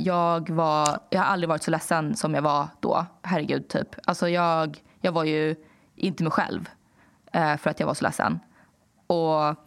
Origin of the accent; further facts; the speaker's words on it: Danderyd, Stockholm County, Sweden; när jag var yngre och bodde i Danderyd